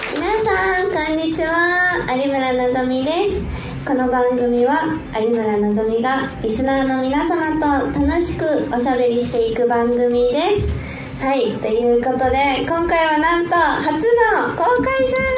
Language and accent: Japanese; Shizuoka, Japan; 静岡県出身